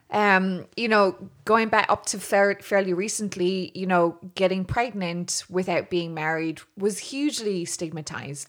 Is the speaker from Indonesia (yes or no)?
no; Dublin, Leinster, Ireland; I was born in Dublin, still living here.